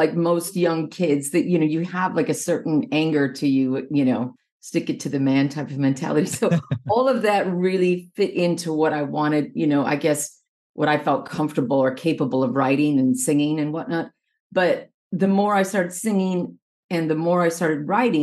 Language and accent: English; Minnesota, United States; I'm originally from Minnesota, and I grew up in this little suburb, like about 25 miles south of Minneapolis in the 80s.